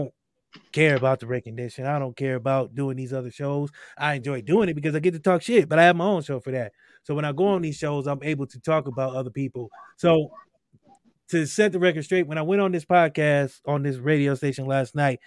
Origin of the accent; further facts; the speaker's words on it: Akron, Ohio, United States; We grew up in Akron.